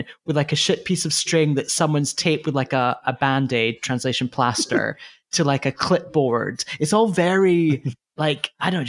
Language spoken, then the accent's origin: English; United Kingdom; moved away; particularly being British